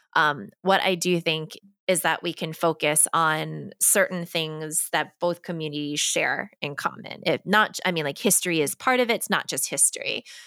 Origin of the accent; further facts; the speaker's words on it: East Coast, United States; a Korean adoptee who grew up on the East Coast, like me and a Jewish family